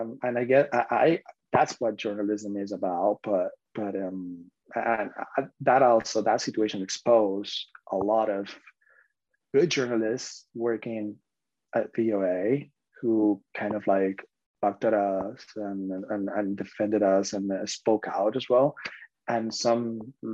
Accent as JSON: {"language": "English", "country": "Spain", "moved": "as an adult", "lives_now": "United States", "said": "I'm from Spain"}